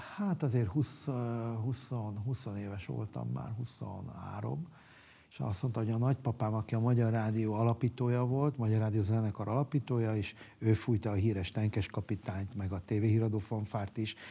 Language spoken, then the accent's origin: Hungarian; Budapest, Hungary; Soroksáron nőttem fel, az én szüleim soroksáriak